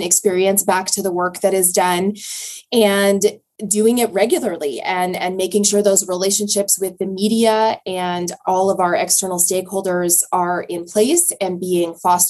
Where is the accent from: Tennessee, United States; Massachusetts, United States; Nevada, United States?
Nevada, United States; Reno; I grew up in the Reno area